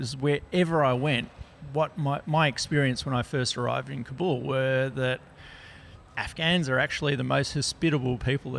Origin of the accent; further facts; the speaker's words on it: Papua New Guinea; I grew up in Papua New Guinea.